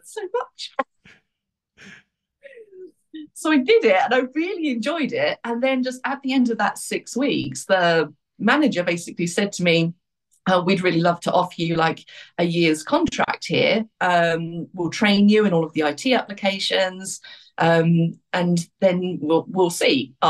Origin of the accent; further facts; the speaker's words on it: Luton, East of England, United Kingdom; moved away as an adult; also born or lived in Australia; I grew up in Luton.